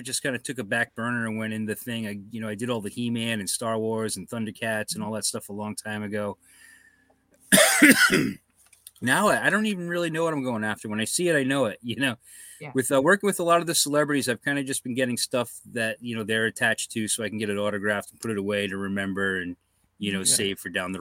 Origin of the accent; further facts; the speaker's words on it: Tiverton, Rhode Island, United States; I grew up in Tiverton, Rhode Island